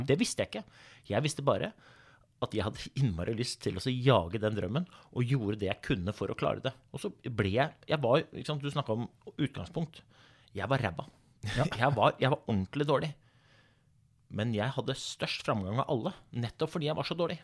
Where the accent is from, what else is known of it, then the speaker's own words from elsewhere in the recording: Oslo, Norway; jeg kommer fra Groruddalen, eh, ja. født og oppvokst i Oslo